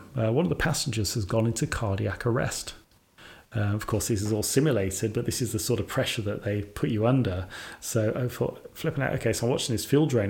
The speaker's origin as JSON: {"language": "English", "town": "Sutton Coldfield", "region": "West Midlands", "country": "United Kingdom", "tie": "born or raised there", "said": "where I was born in Sutton Coldfield."}